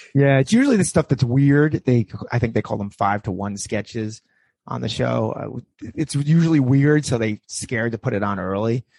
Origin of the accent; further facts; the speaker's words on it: New York, United States; I grew up in New York too.